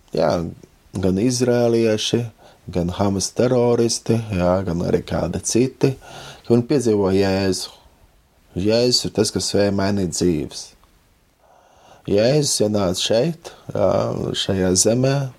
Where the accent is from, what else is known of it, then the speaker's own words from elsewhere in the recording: Latvia; mēs, Latvieši